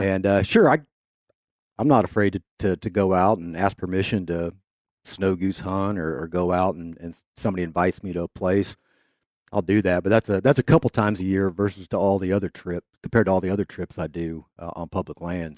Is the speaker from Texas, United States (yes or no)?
no; Kansas, United States; growing up in Kansas